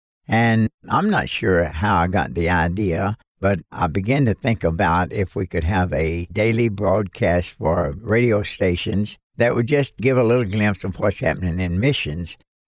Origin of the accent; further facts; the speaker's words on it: Western Kentucky, United States; I was born and raised in Western Kentucky. My dad was a coal miner, and I've often told people when I was born on May the 30th, 1933, I was born into abject poverty.